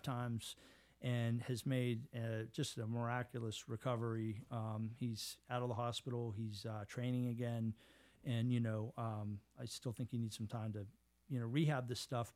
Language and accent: English; Pittsburgh, Pennsylvania, United States; I grew up in Squirrel Hill